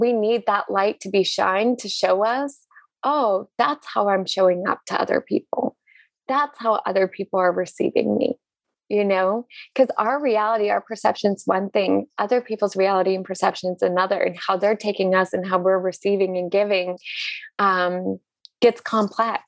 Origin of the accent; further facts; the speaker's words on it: Northern Maine, United States; I was born and raised in Northern Maine, which is essentially the North Pole, the Arctic.